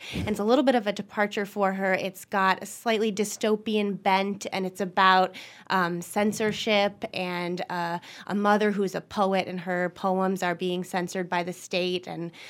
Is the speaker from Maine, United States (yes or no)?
yes; Maine, United States; moved away; I'm from Maine originally